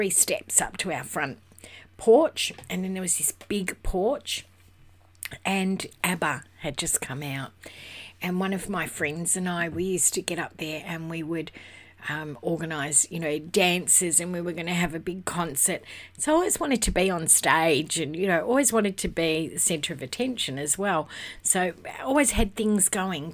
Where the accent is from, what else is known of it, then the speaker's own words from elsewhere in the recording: Western Australia, Australia; I'm from Western Australia